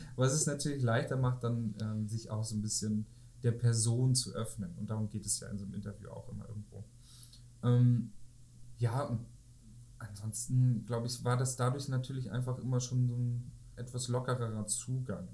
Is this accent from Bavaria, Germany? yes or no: no; home village about an hour from Kiel, Schleswig-Holstein, Germany; in meinem Heimatdorf, etwa eine Stunde von Kiel